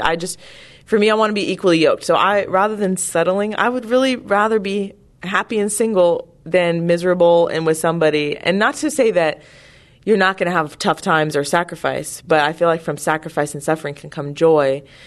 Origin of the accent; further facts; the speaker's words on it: California, United States; I'm from California